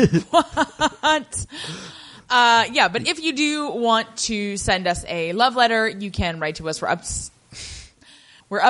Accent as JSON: {"language": "English", "region": "Ohio", "country": "United States", "said": "We're from Ohio"}